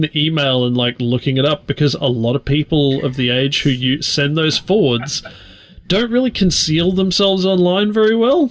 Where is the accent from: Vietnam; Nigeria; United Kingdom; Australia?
Australia; I'm an Australian